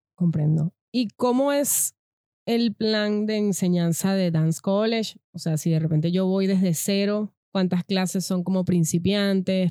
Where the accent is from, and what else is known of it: Venezuela; moved away